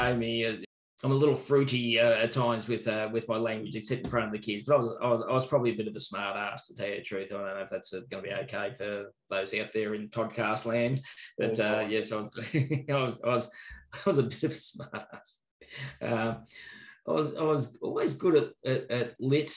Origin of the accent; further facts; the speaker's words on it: Bendigo, Victoria, Australia; also born or lived in Melbourne; Born and bred in Bendigo, hard to get a gig in Bendigo